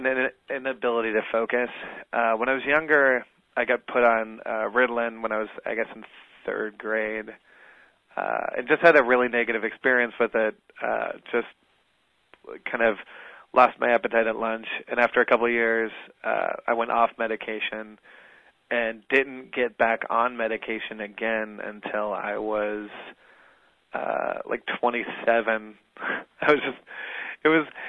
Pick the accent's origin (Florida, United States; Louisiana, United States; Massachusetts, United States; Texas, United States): Florida, United States; South; now in New York City, United States; I started out of South Florida